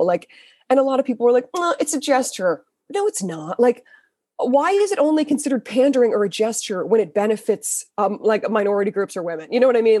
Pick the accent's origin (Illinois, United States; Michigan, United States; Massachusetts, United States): Massachusetts, United States; Weston; I grew up in Weston. You know, uh, like near Wellesley, Waltham. I grew up on the Waltham side of Weston.